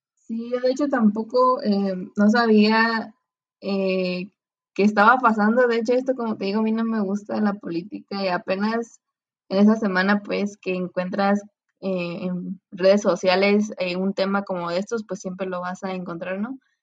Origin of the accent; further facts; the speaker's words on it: Mexico; como nosotros como mexicanos, porque ya que somos eh, vecinos pues con Estados Unidos